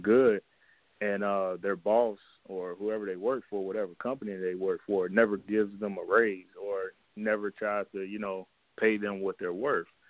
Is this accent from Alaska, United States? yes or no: no; Cincinnati, Ohio, United States; I'm from Cincinnati, Ohio